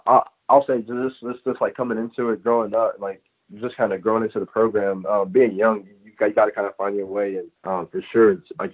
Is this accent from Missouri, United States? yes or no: yes; Missouri, United States; moved away as an adult; now in Illinois, United States; I'm from Missouri